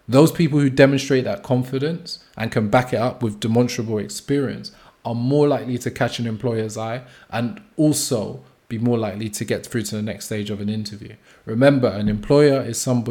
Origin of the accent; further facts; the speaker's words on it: United Kingdom; as British people, as people living in the UK